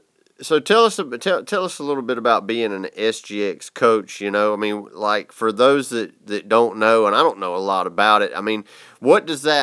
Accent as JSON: {"language": "English", "region": "the South", "country": "United States", "said": "He could tell I was from the South by the way I talk."}